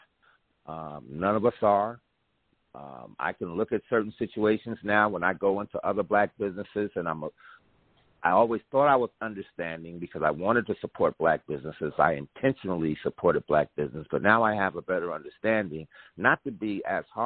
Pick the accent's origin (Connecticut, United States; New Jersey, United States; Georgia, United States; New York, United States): New Jersey, United States; I'm from Jersey